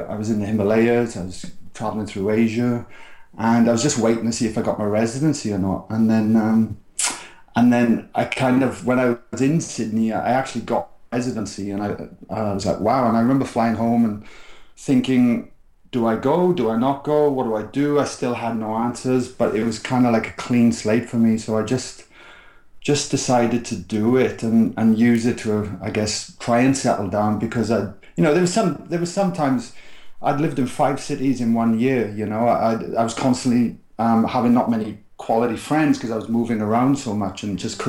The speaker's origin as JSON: {"language": "English", "region": "South Wales", "country": "United Kingdom", "tie": "born or raised there", "said": "where I grew up in South Wales was a very working class place"}